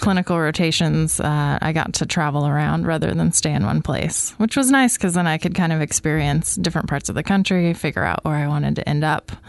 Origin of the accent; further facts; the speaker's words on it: Coquille, Oregon, United States; moved away as an adult; I am actually from Coquille, Oregon